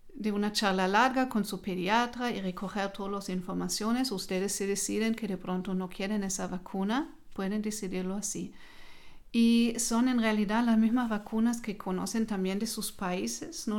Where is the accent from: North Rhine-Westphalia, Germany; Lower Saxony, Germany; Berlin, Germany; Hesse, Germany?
Hesse, Germany; Spanish is a second language; moved away as an adult; also born or lived in Marburg / Kassel; now in Nuremberg, Germany; yo nací en otra región, en Alemania, en, eh, el departamento de Hessen